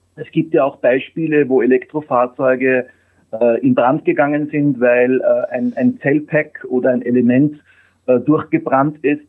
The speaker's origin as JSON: {"language": "German", "country": "Austria", "moved": "as an adult", "lives_now": "Germany", "said": "ich bin Österreicher"}